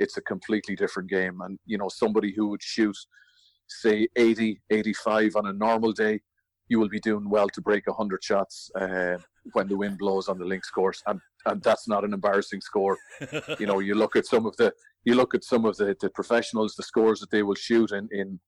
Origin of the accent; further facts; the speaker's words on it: Ireland; as an Irishman